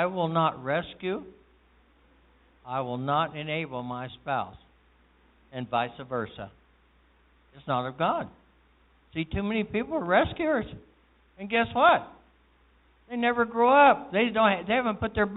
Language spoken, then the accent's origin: English; Kansas, United States; moved away; I was raised in Kansas